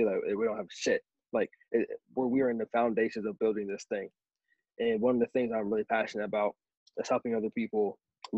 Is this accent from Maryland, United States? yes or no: yes; Berlin, Maryland, United States; I'm from Berlin, Maryland. I'm in the United States